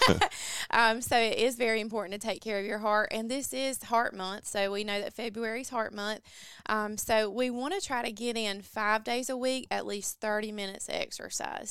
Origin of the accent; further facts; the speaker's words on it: Mount Olive, North Carolina, United States; I am from Mount Olive, North Carolina, so Eastern North Carolina as well